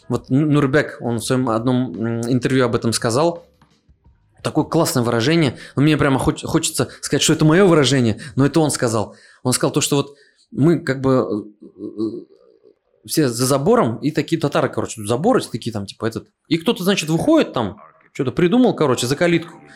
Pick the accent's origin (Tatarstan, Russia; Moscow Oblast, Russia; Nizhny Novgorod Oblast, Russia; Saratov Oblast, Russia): Tatarstan, Russia; Я на своём месте, на своей родине